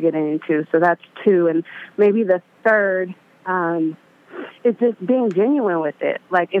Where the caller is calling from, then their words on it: Vallejo, California, United States; From Vallejo, the Bay Area.